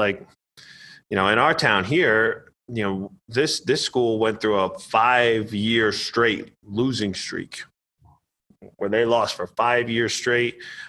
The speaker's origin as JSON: {"language": "English", "town": "Kingston", "region": "New York", "country": "United States", "tie": "born or raised there", "moved": "as an adult", "said": "being in that environment in my hometown where you know everybody and everybody gathers around, right?"}